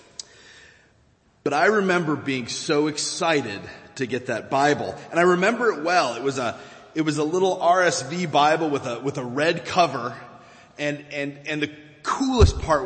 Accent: Virginia, United States; moved away; In the church where I grew up back in Virginia

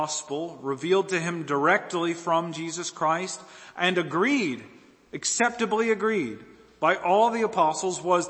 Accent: American Southeast, United States; I'm from the Southeast, right? The American Southeast.

